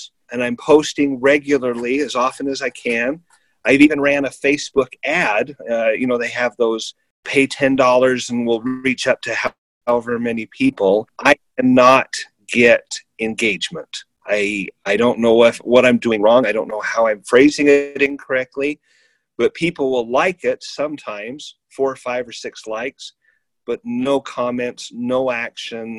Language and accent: English; northern Utah, United States; also born or lived in Florida; I'm from Utah originally, grew up in northern Utah